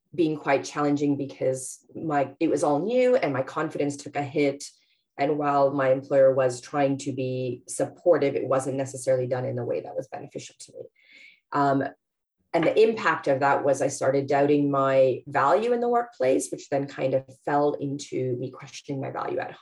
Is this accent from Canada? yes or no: yes; Canada; moved away as an adult; now in London, United Kingdom; I'm Canadian, but yes, I'm based here in Harrow